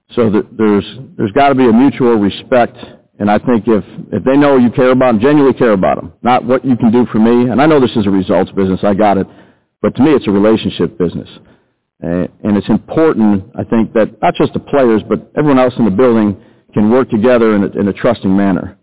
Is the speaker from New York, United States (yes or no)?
yes; New York City, New York, United States; actually from Brooklyn.